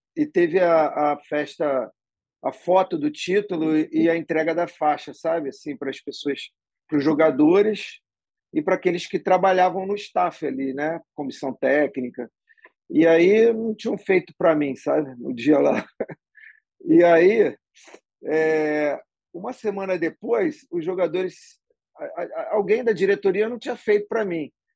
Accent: Rio de Janeiro, Brazil; sou carioca, né? Do Leblon. Nasci no Leblon e vivo lá até hoje. É... e sempre fui criado ali

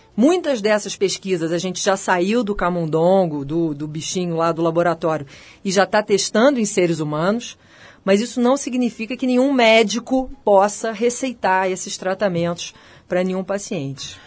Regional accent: Rio de Janeiro, Brazil; moved away as an adult; also born or lived in United States; now in São Paulo, Brazil; Eu sou carioca e vim para São Paulo por causa da FAPESP

